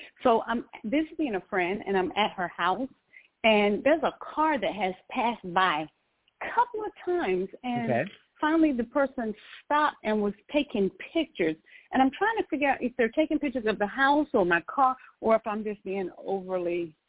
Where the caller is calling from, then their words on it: North Carolina, United States; And presently, I'm calling from North Carolina.